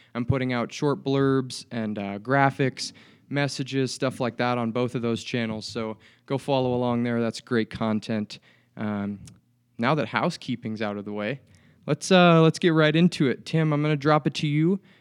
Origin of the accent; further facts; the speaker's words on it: Des Moines, Iowa, United States; now in Bozeman, United States; from Des Moines, Iowa